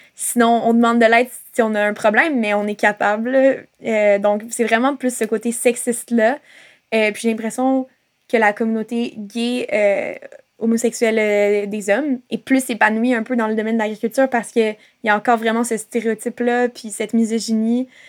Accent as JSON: {"language": "French", "town": "Montreal", "region": "Quebec", "country": "Canada", "tie": "born or raised there", "also_born_or_lived": "Gaspésie", "moved": "yes", "lives_now": "Lennoxville, Canada", "said": "En ce moment, j'habite à Sherbrooke, euh, à Lennoxville, mais je suis née à Montréal, euh, même si je m'identifie plus comme gaspésienne parce que ça fait quelques années que je vis en Gaspésie."}